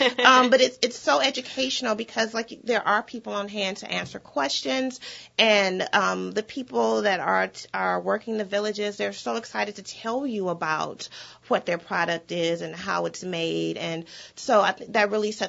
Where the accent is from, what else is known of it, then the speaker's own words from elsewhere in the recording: Michigan, United States; moved away as an adult; now in Louisiana, United States; I'm originally from Michigan.